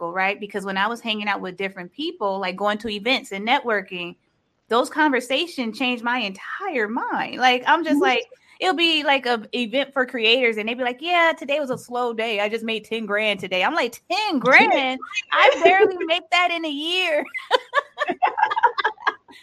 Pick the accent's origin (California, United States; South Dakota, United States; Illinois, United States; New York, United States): California, United States; Los Angeles; I am from California, Los Angeles